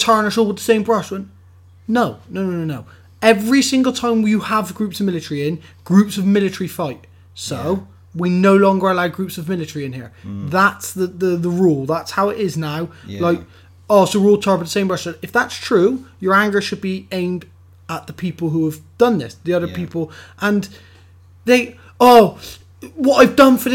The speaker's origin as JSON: {"language": "English", "region": "England", "country": "United Kingdom", "said": "I'm English again tomorrow and I'll be English again in 3 years' time"}